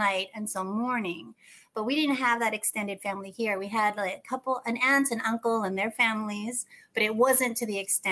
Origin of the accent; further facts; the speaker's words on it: United States; I was born in the States